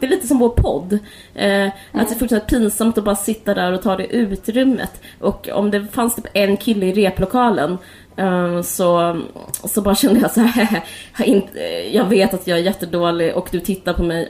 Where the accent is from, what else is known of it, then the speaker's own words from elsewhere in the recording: Simrishamn, Skåne, Sweden; när vi växte upp i Simrishamn eller utanför